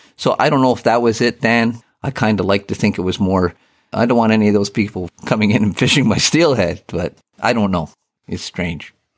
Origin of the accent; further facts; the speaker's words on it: Eastern Ontario, Canada; moved away as an adult; also born or lived in Yorkton, Saskatchewan; now in Campbell River, Canada; I was born and raised in Eastern Ontario on the Saint Lawrence